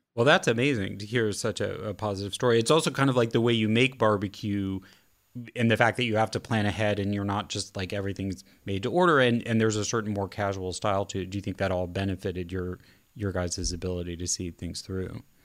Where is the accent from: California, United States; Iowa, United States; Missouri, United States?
Missouri, United States; Kansas City; I'm from Kansas City. I was raised on Kansas City barbecue